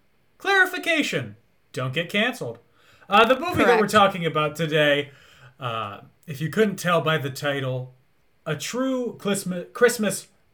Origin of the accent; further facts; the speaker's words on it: Chicago, Illinois, United States; I'm from the Chicago suburbs.